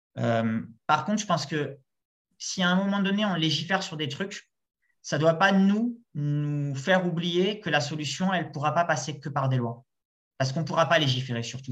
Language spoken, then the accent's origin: French; Marseille, Provence-Alpes-Côte d'Azur, France; je viens de Marseille